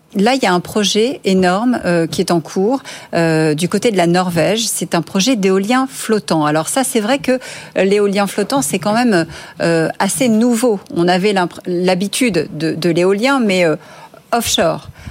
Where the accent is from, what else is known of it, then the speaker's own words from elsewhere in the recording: France; chez nous en France